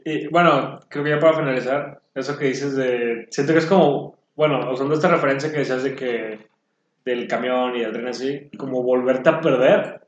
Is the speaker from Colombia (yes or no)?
no; Mexico; nosotros como cultura mexicana